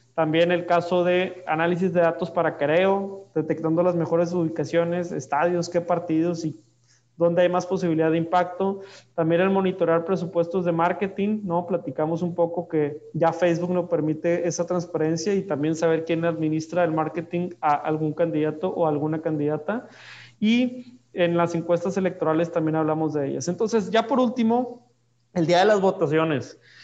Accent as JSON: {"language": "Spanish", "town": "Monterrey", "region": "Nuevo León", "country": "Mexico", "said": "yo soy de Monterrey"}